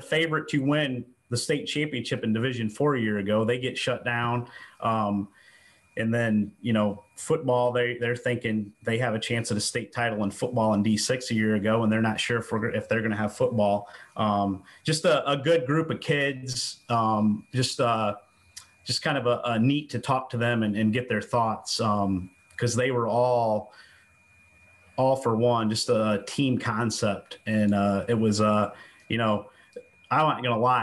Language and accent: English; Ayersville, Ohio, United States; I'm from Ayersville